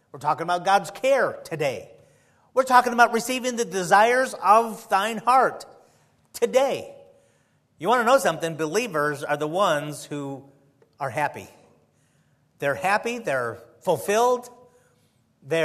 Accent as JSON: {"language": "English", "town": "Chicago", "region": "Illinois", "country": "United States", "also_born_or_lived": "the South", "moved": "yes", "said": "I'm from Chicago, and here I am in the South"}